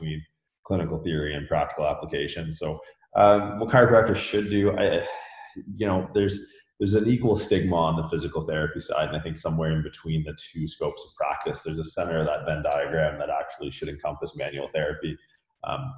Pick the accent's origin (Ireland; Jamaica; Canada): Canada; moved away as an adult; also born or lived in California; I'm from Canada originally